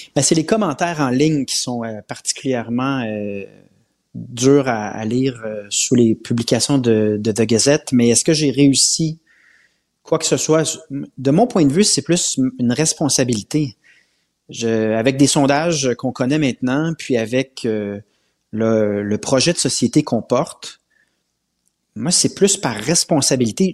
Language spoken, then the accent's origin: French; Quebec, Canada; On est québécois